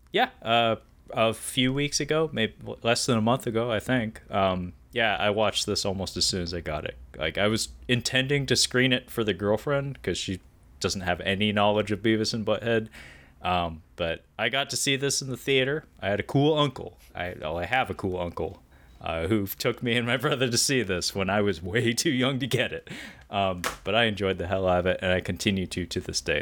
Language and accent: English; Pacific Northwest, United States; I'm from the Pacific Northwest